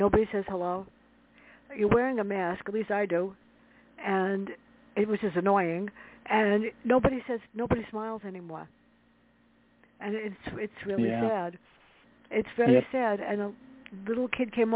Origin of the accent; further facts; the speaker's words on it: New York City, New York, United States; growing up in the South Bronx with my sister